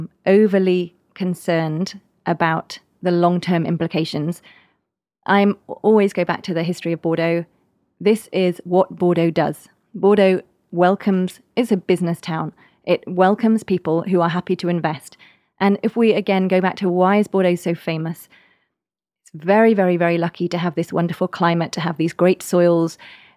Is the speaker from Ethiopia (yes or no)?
no; England, United Kingdom; Well, I can tell you as an English person, one of the things I love is you can now get tea in the chateaus.